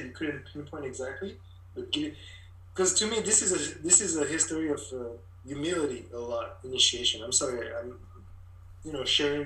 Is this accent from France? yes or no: yes; Paris, Île-de-France, France; also born or lived in Cameroon; now in Montreal, Canada; I grew up in Paris because we went back to France. I was four at the time